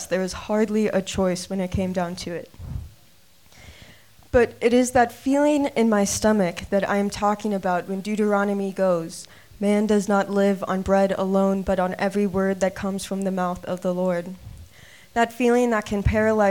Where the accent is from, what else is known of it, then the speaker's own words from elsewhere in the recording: Adel, Iowa, United States; moved away as an adult; my hometown in Adel, Iowa. I lived there for 18 years of my life